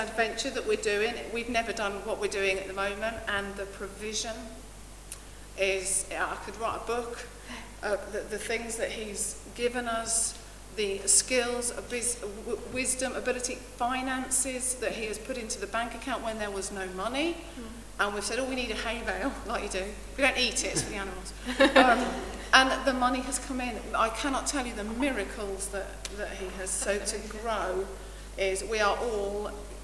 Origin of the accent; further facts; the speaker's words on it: Essex, East of England, United Kingdom; moved away as an adult; now in Gainsborough, United Kingdom; we moved up here from Essex, sorry about the accent